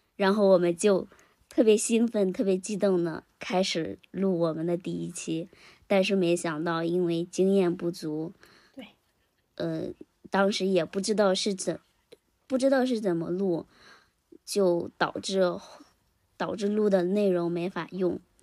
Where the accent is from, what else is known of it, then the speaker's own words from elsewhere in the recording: Henan, China; 我呢，现在是，也是在一个小县城里面工作。嗯，是在我们家乡的，呃，河 河南一个，一个，一个小县城，属于，属于一种躺平生活吧